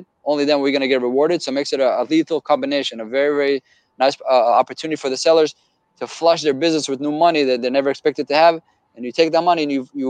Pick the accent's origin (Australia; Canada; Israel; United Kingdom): Israel; moved away as an adult; now in United States; Born and raised in Israel